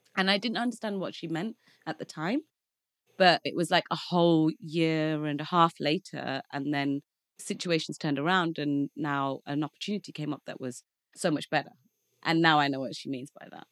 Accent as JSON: {"language": "English", "town": "Leicester", "region": "East Midlands", "country": "United Kingdom", "tie": "born or raised there", "moved": "as an adult", "lives_now": "London, United Kingdom", "said": "I'm from London, as you said, but I grew up in a small town called Leicester"}